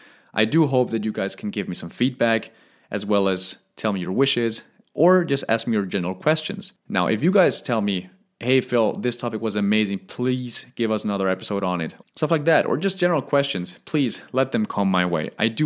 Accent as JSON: {"language": "English", "town": "Stuttgart", "region": "Baden-Württemberg", "country": "Germany", "said": "Now, we are originally from Stuttgart in Germany. However, we have lived in over eight countries, and I'm currently planning to live on my ninth."}